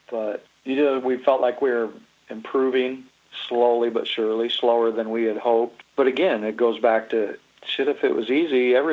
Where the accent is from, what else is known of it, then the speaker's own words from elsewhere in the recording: Iowa, United States; We're from Iowa